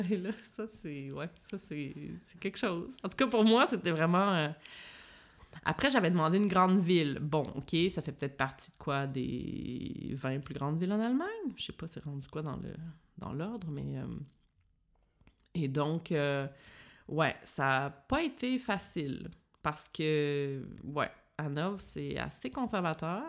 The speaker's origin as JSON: {"language": "French", "town": "Joliette", "region": "Quebec", "country": "Canada", "tie": "born or raised there", "also_born_or_lived": "Montreal", "accent": "Québécoise", "first_language": "French", "moved": "as an adult", "lives_now": "Berlin, Germany", "said": "je suis partie à 17 ans de chez moi pour aller étudier à Montréal. Donc, je viens de Joliette, qui est une petite ville euh, dans le nord de Montréal"}